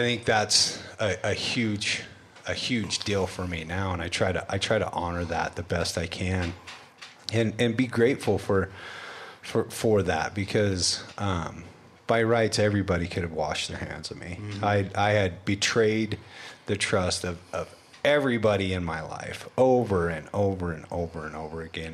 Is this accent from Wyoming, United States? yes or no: yes; Wyoming, United States; I grew up in Wyoming